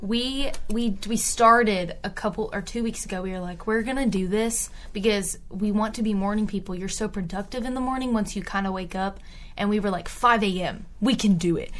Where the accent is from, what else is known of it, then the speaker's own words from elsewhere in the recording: Tyler, Texas, United States; I'm from Tyler, Texas, East Texas area, very rural